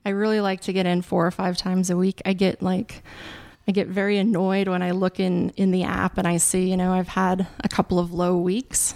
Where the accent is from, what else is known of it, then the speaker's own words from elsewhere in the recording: Wolf Point, Montana, United States; now in Kensington, United States; I grew up in Wolf Point, Montana, which is a very small town, about twenty-five hundred people